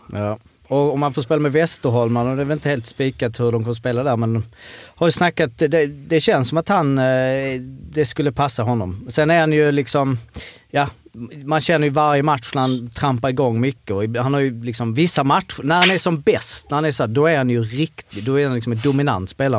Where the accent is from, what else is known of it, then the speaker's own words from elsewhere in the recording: Malmö, Skåne, Sweden; vi är ändå från Malmö